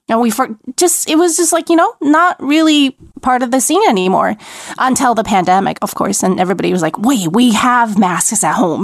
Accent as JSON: {"language": "English", "town": "Wuhan", "region": "Hubei", "country": "China", "tie": "born or raised there", "lives_now": "Beijing, China", "said": "I grew up in Wuhan"}